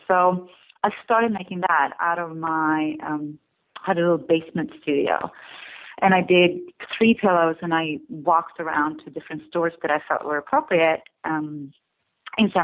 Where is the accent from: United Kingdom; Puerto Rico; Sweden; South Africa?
Sweden; Stockholm, Stockholm County; moved away as an adult; also born or lived in California; now in Brooklyn, United States; I grew up in Stockholm, Sweden